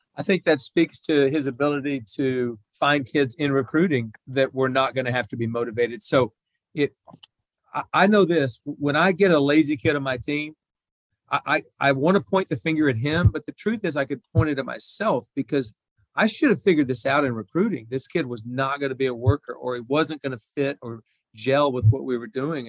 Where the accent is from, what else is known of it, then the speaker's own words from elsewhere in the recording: Oklahoma, United States; growing up in Oklahoma, being an Oklahoma State golf fan